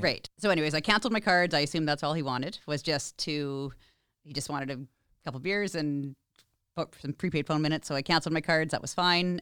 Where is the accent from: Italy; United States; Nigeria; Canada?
Canada; Vancouver Island, British Columbia; now in Regina, Canada; I'm originally from Vancouver Island.